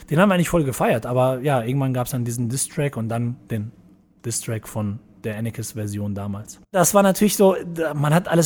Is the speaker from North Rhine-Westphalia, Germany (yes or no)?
yes; Iserlohn, North Rhine-Westphalia, Germany; also born or lived in Dortmund / Portugal; now in Cologne, Germany; früher. Also halt aus dem Ruhrpott kommend. Ruhrpott war so ein bisschen rougher. Deutlich, ja genau. Also ich bin halt von Iserlohn nach, dann nach Dortmund gezogen, hatte eben eh mal den Dortmund-Bezug und dann bin ich auch nach Dortmund gezogen. Und 2000 bin ich nach Köln gekommen, über Portugal sozusagen.